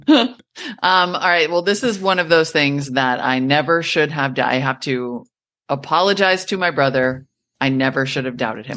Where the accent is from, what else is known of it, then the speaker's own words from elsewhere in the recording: United States; also born or lived in Montana / North Dakota; when I was growing up in Montana and North Dakota